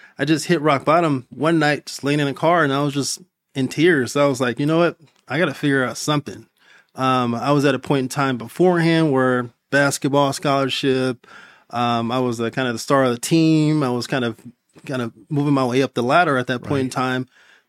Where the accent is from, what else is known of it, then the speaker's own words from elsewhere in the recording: Compton, California, United States; I currently, I'm from Compton, California.